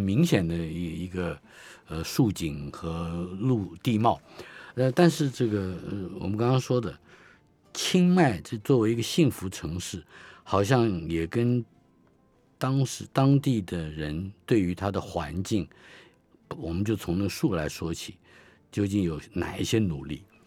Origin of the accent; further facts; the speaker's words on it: Taiwan; 我们生在台湾人